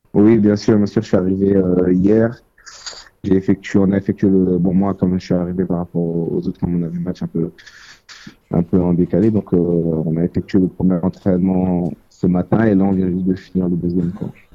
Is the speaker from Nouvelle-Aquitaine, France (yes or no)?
no; Évreux, Normandy, France; now in Paris, France; À la base, on est de Évreux